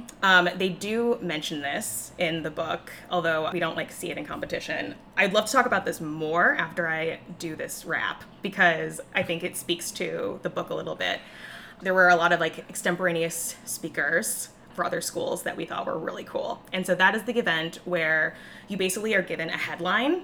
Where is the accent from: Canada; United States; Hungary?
United States; Chicago, Illinois; accent: Chicago; my most Chicago accent